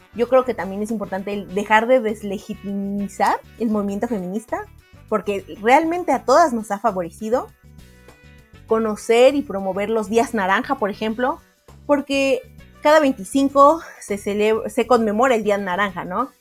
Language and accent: Spanish; Mexico; como mexicanos